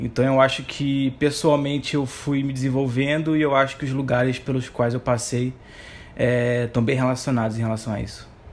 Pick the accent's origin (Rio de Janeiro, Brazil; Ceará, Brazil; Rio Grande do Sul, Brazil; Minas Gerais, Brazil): Rio de Janeiro, Brazil; moved away as an adult; now in Recife, Brazil; sou carioca, nasci no Rio de Janeiro, atualmente moro em Recife há 10 anos